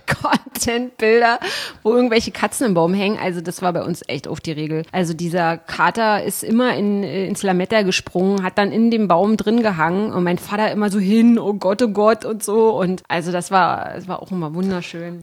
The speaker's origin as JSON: {"language": "German", "area": "the East", "region": "East Germany", "country": "Germany", "tie": "born or raised there", "said": "wir als Kinder im Osten"}